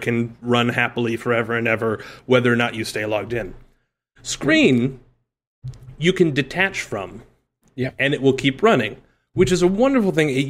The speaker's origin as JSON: {"language": "English", "region": "Midwest", "country": "United States", "tie": "born or raised there", "moved": "yes", "lives_now": "New York, United States", "said": "growing up in the Midwest"}